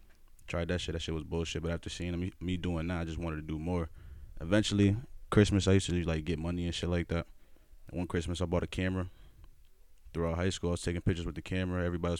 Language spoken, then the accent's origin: English; Norwalk, Connecticut, United States; born there; also born or lived in Bronx / Stamford / Bridgeport / West Haven; I was born in Norwalk. I moved to the Bronx, moved to Stanford, moved to Bridgeport, moved to West Haven, moved to Greenwich, all over the place. Not in that order, though.